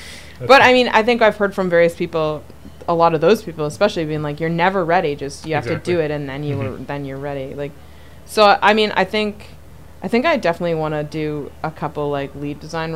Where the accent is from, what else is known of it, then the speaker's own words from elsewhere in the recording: Quadra Island, British Columbia, Canada; I grew up on Quadra Island